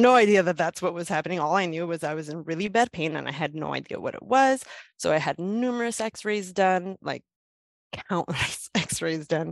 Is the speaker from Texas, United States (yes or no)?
no; Los Angeles, California, United States; I am from Southern California, born and raised in downtown Los Angeles